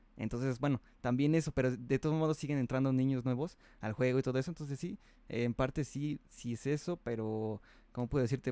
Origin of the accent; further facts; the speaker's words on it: Mexico City, Mexico; aquí en México, bueno, aquí, yo que soy aquí de Chilango